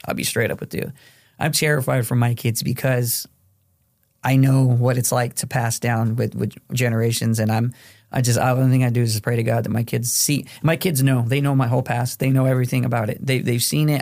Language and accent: English; Phoenix, Arizona, United States; also born or lived in Mexico; now in Western New York, United States; from Phoenix, Arizona